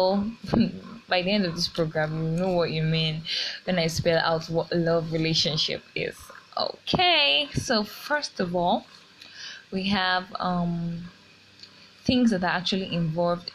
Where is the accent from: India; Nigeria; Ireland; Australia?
Nigeria; I'm a Yoruba person. I'm a Nigerian